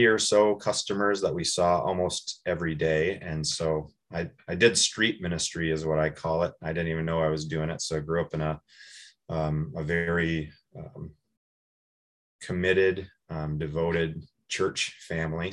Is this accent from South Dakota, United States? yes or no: yes; Watertown, South Dakota, United States; moved away as an adult; also born or lived in Brookings, South Dakota / Moorhead, Minnesota; now in Chaska, United States; So I grew up in Watertown, South Dakota.